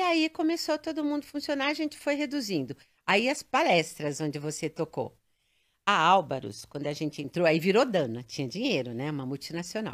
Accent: São Paulo, Brazil; Eu nasci em São Paulo, paulistana.

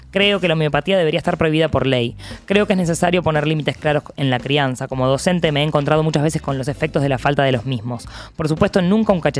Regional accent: La Plata, Buenos Aires Province, Argentina; Soy platense, exiliado en Cava, profesor de letras, egresado de la Universidad de La Plata como la jefa

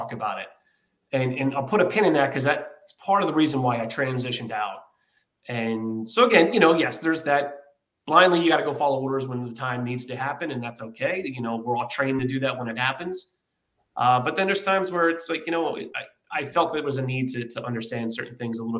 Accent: Philadelphia, Pennsylvania, United States; moved away as an adult; also born or lived in San Diego; I'm from Philadelphia, Pennsylvania

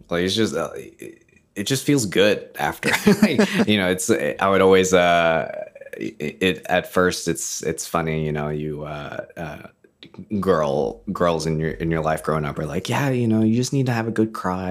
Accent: United States; moved away as an adult; now in Canada; I'm American, but, uh, live in Canada

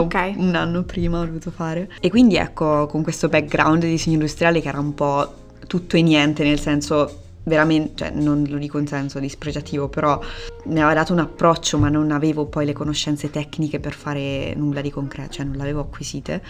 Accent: Perugia, Umbria, Italy; moved away as an adult; also born or lived in Rome / Urbino; now in Antwerp, Belgium; Io sono, sono nata a Perugia ho studiato a Roma e poi ho studiato a Urbino e poi sono tornata a Perugia

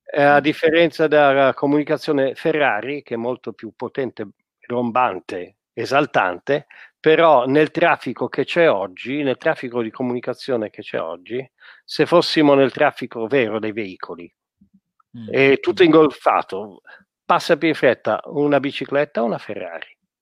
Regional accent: Italy; di noi italiani

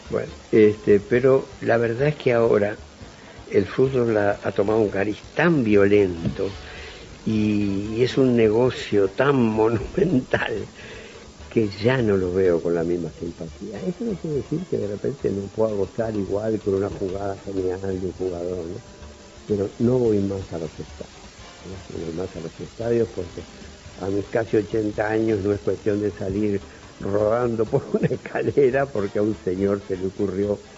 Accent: Montevideo, Uruguay; moved away as an adult; soy un montevillano de clase media

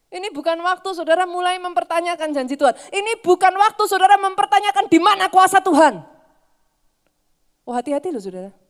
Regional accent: Java, Indonesia; Sorry ya saudara, saya orang Jawa saudara.

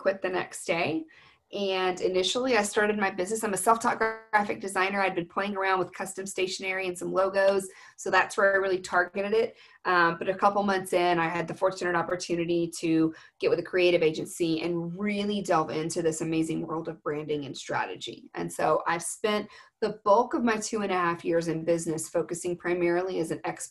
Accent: Texas, United States; I'm from Texas

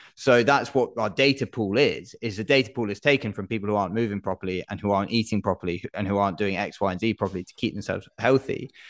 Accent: United Kingdom

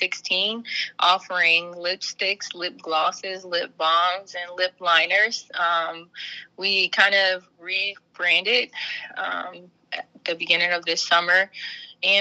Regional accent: Trotwood, Ohio, United States; Being from Trotwood, was really no different because I grew up in Trotwood and Madison City School Districts

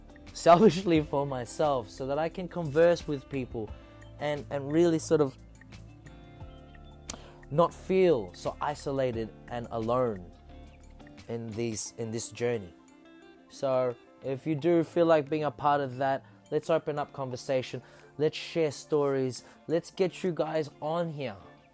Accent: Philippines; now in Australia; Consoling in my roots as a Filipino, and you know, a bit of social commentary for what it means to be that in a country known as Australia.

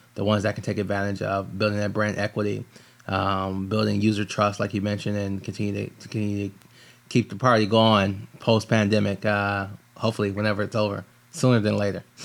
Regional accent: Michigan, United States; I'm from Michigan

